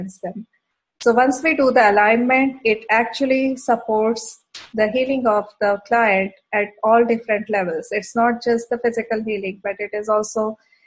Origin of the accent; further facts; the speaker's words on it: Bhilai, Chhattisgarh, India; moved away as an adult; also born or lived in Middle East; now in Alberta, Canada; I grew up actually in a very small industrial township in center part of India. And that name of the town is called Bhilai Nagar